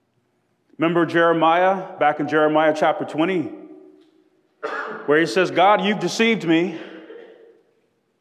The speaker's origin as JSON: {"language": "English", "area": "South DeKalb", "region": "Georgia", "country": "United States", "tie": "born or raised there", "said": "I grew up in South DeKalb"}